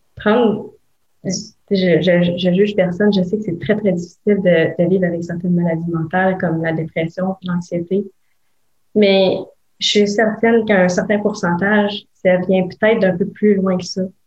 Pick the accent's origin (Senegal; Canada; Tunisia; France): Canada; Gatineau, Quebec; je viens de Gatineau